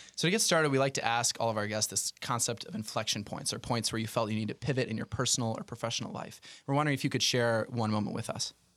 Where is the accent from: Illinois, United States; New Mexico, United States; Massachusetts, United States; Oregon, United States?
Illinois, United States; my home state of Illinois